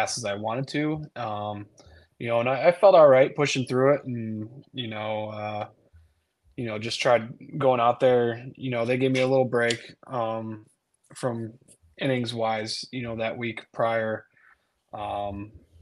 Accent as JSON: {"language": "English", "region": "Michigan", "country": "United States", "tie": "born or raised there", "said": "I'm from Michigan, and you know that was my team growing up"}